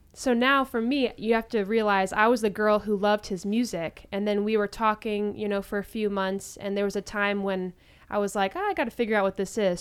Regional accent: Springfield, Illinois, United States; now in Orange County, United States; I'm actually from Springfield, Illinois

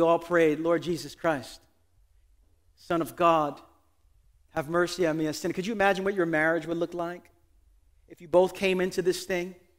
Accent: New York City, New York, United States; I pride myself as a New Yorker

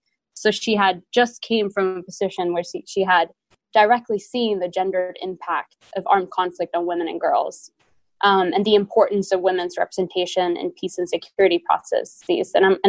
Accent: Sweden; moved away as an adult; now in Washington, D.C., United States; I am originally from Sweden myself. I did my bachelor's degree at Stockholm University in political science and then have lived in the United States for the past few years.

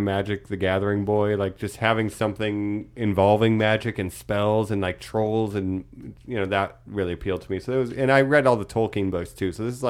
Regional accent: Ohio, United States; my hometown in Ohio is known for maple syrup

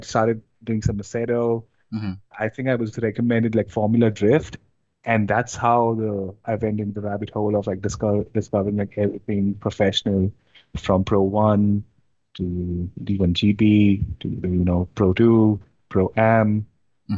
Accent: India; moved away as an adult; now in Ontario, Canada; I'm based in Ontario right now, Canada. And I mean, originally I'm from India. I just moved like here in 2019

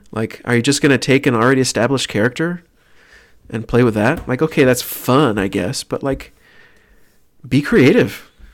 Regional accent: Tyler, Texas, United States; born or raised there; moved away

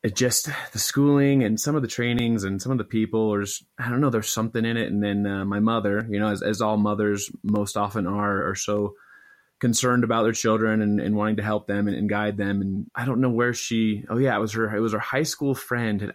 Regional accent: Idaho Falls, Idaho, United States; also born or lived in St. George, Utah; I'm from Idaho Falls, Idaho originally

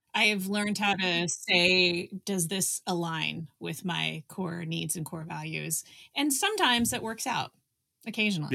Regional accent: Richardson, Texas, United States; I am from Richardson

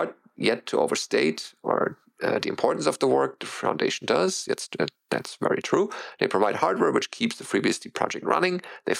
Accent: Canada; as a Canadian

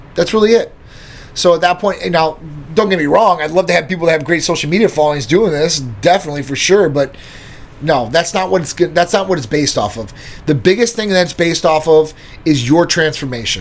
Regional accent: Midwest, United States; I'm from the Midwest, too, myself

